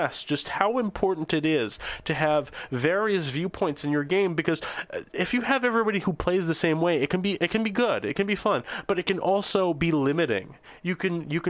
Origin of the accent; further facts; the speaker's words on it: Canada; also born or lived in eastern Canada; I'm from Canada